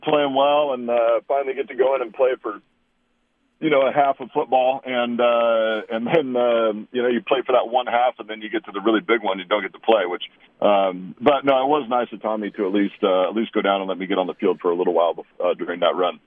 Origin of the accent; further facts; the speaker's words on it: Walla Walla, Washington, United States; I grew up in this little town in southeastern Washington, the town of Walla Walla